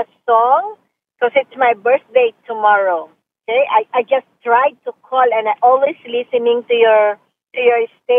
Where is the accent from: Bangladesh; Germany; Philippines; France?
Philippines; moved away; Originally, I'm from Philippines.